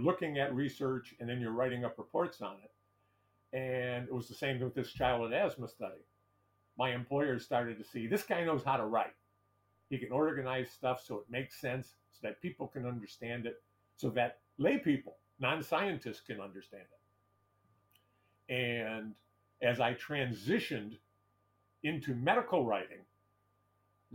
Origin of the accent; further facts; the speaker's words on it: Detroit, Michigan, United States; my hometown of Detroit